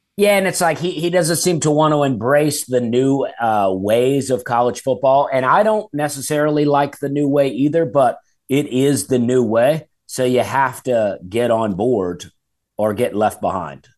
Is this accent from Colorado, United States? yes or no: no; Alabama, United States; moved away; I grew up in Alabama, and my dad had wild blackberries growing